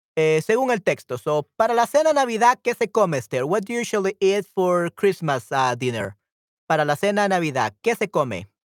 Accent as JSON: {"language": "Spanish", "country": "El Salvador"}